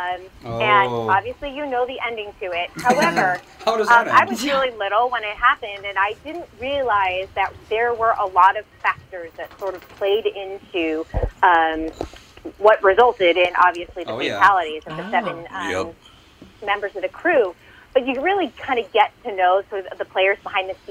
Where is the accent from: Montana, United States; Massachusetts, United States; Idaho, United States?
Massachusetts, United States; I'm from Massachusetts